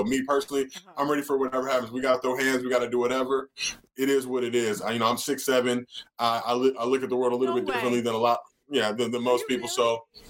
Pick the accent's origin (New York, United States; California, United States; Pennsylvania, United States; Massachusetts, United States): California, United States; Los Angeles; I grew up in View Park, which is literally right on the border of Englewood. But View Park is one of the most affluent African-American communities in the country.